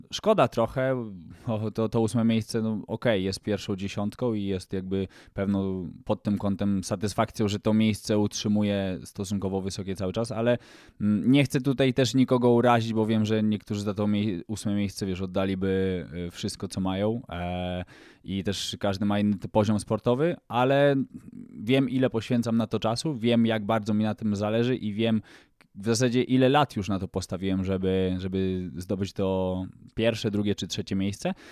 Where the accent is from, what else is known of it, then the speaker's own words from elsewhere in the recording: Poland; nam Polakom